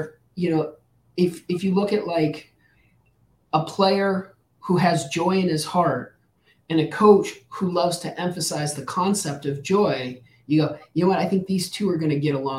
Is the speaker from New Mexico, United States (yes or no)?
yes; New Mexico, United States; I grew up in New Mexico